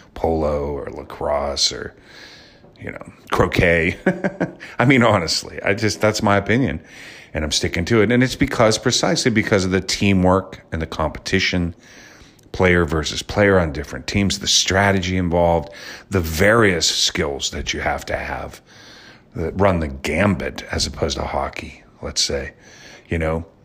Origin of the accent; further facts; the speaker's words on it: Pittsburgh, Pennsylvania, United States; also born or lived in Wisconsin; I grew up in Pittsburgh